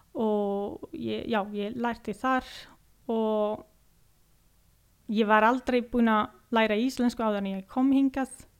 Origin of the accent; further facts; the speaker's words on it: Livigno, Lombardy, Italy; Icelandic is a second language; now in Akureyri, Iceland; Ég er frá Nordurítilju mm, ég kem frá líturþorpi sem heitir Livigno